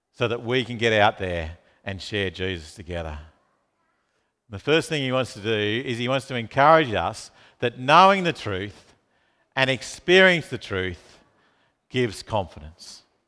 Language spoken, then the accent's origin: English; Launceston, Tasmania, Australia; moved away; I grew up in Tasmania, in Launceston